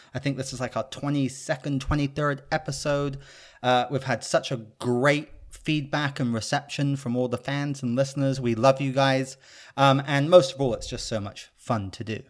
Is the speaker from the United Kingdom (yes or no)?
yes; United Kingdom; I'm British